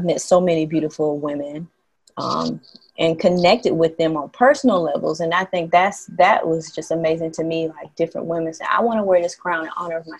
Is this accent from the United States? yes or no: yes; the South, United States; moved away as an adult; now in Haiti; growing up in the South